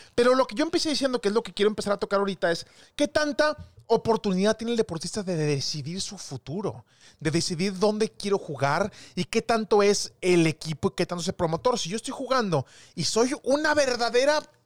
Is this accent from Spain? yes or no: no; Mexico; Somos mexicanos